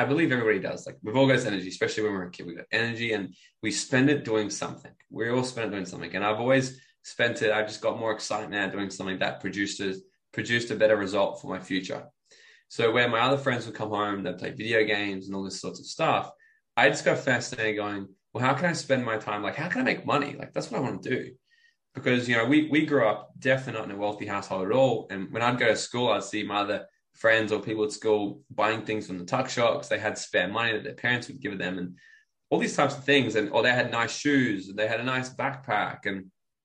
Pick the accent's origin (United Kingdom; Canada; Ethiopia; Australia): Australia; Brisbane, Queensland; also born or lived in New South Wales / Gold Coast / Bali / Mexico; I was born in New South Wales, but like I don't have any memory of it. I was there for 2 years of my life. Okay, and then I pretty much grew up in Brisbane and then the Gold Coast my whole life